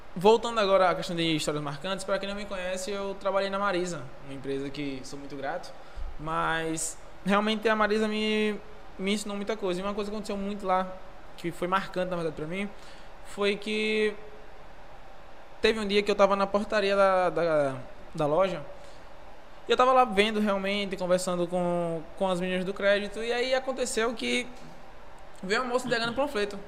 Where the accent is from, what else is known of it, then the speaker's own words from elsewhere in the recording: interior of Bahia, Brazil; E vim do interior, interior, interior da Bahia. E lá sempre fui um moleque que fui desenrolado. Sempre fui desenrolado, cresci na igreja